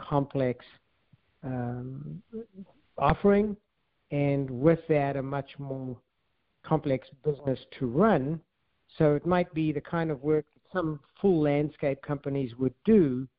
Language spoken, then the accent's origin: English; South Africa; moved away as an adult; also born or lived in California; I'm from South Africa, and I ended up dropping out of college, actually, and then at a young age, right soon after coming out of the military in South Africa